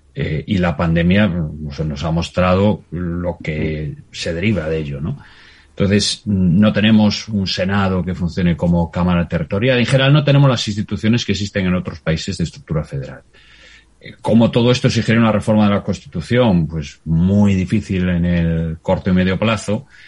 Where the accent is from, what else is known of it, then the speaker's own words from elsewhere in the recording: Galicia, Spain; yo como gallego